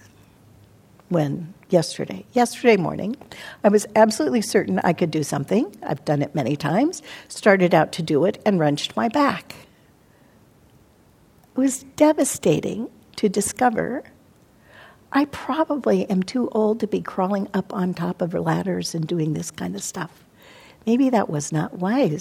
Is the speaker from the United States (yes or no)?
yes; Montana, United States; now in California, United States; as a child, I grew up in Montana where it did snow and we had icicles